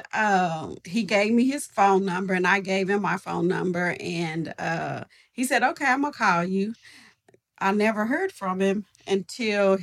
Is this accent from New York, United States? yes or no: no; Oklahoma City, Oklahoma, United States; I grew up in the Garden Days edition. And that's my whole life